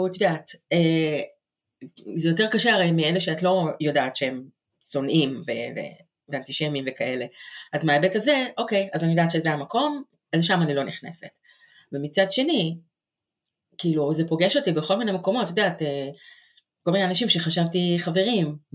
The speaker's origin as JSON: {"language": "Hebrew", "country": "Israel", "also_born_or_lived": "New York, United States", "moved": "as an adult", "lives_now": "Jersey City, United States", "said": "אני אה, מתגוררת עכשיו בג'רזי סיטי, גרתי גם בניו יורק, מאוד קרובה לכאן. אני ישראלית שמתגוררת כאן, וזו אה, גם הזהות שלי."}